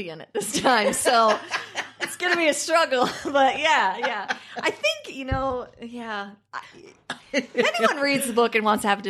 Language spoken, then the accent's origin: English; Iowa, United States; growing up in Iowa, farming is not an easy profession.